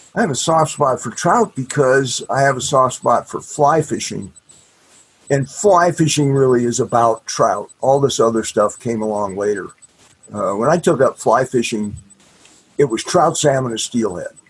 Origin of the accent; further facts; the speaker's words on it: the Midwest and Minnesota, United States; I grew up fishing lakes in the Midwest and, and up in Minnesota